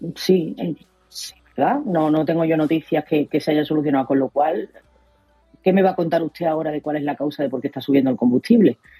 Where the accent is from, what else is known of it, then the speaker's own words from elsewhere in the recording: Spain; Somos los españoles